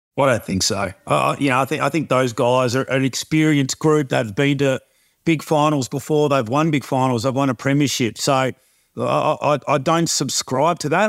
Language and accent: English; Gold Coast, Queensland, Australia; moved away; I've got great memories from, uh, from growing up on the Gold Coast